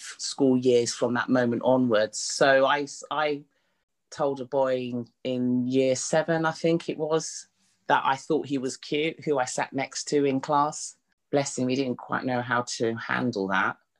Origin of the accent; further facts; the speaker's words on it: London, United Kingdom; I was born in Mother's Hospital, which is in Hackney, in East London. Born and raised